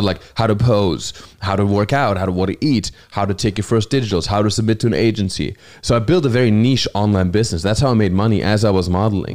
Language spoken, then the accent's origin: English; Hochschwarzwald, Baden-Württemberg, Germany; English is a second language; moved away as an adult; also born or lived in New Zealand / Los Angeles / New York; Germany, my hometown